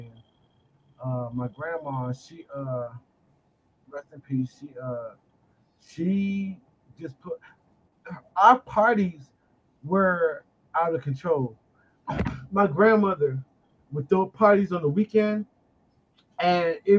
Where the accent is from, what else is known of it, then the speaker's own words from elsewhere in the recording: Washington, District of Columbia, United States; now in Detroit, United States; Washington, D.C. is my hometown. But I'm in Detroit.